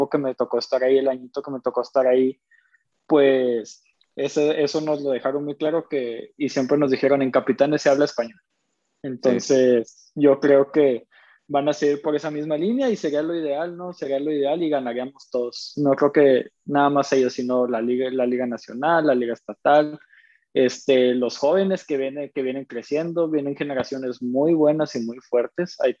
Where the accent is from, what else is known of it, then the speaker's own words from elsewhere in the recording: Chihuahua, Mexico; also born or lived in Tlaxcala; yo nací en Tlaxcala. Este, a los 20 días, mis, bueno, mi familia es de Chihuahua, a los 20 días de nacido vienen a registrarme aquí a, aquí a Chihuahua, que es donde vivo actualmente.